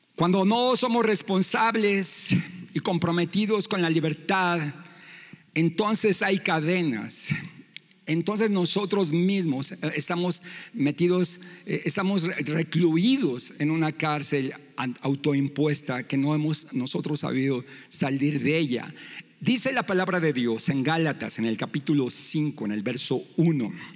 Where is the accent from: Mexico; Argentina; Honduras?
Mexico; nosotros como mexicanos